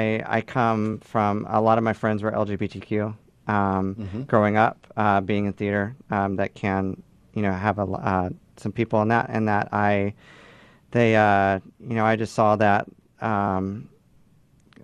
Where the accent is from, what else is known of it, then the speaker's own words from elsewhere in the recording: Rome, Georgia, United States; moved away as an adult; now in Chicago, United States; I come from Georgia, just north of Atlanta, in a town called Rome, Georgia. I moved to Chicago in 2013.